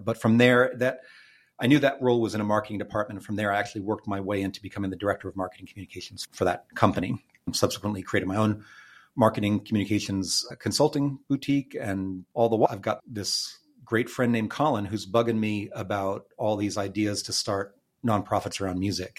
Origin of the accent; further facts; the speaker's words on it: Austin, Texas, United States; I grew up in Tarrytown and Clarksville, a couple of pretty central neighborhoods around here